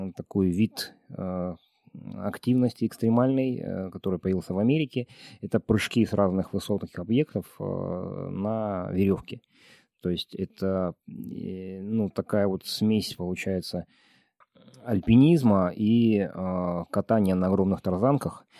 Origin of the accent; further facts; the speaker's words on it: Dombay, Caucasus, Karachay-Cherkessia, Russia; now in Almaty, Kazakhstan; в Донбай на Кавказе, в моем ну, родном регионе